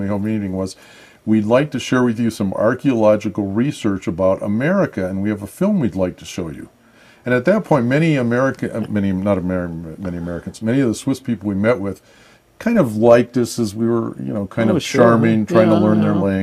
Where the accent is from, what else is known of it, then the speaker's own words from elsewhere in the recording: near the University of Michigan, United States; also born or lived in Switzerland / Ann Arbor, Michigan; I grew up near the University of Michigan